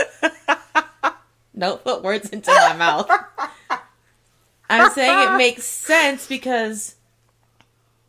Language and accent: English; St. Paul, Minnesota, United States; I was born in St. Paul.